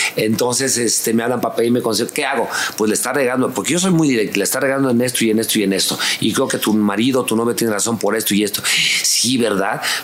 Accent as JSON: {"language": "Spanish", "area": "La Lagunilla", "region": "Mexico City", "country": "Mexico", "tie": "born or raised there", "said": "Desde mi infancia, desde vivir en la lagunilla, no tener dinero"}